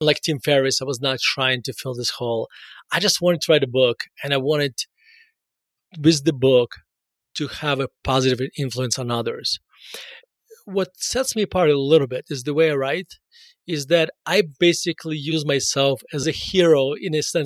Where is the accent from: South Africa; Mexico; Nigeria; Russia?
Russia; now in Denver, United States; So I was born in Russia and moved to the United States in 1991 and moved directly to Denver. So I spent basically all my adult life in Denver.